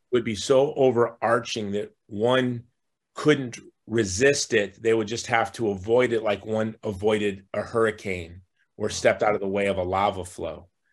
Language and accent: English; United States; as an American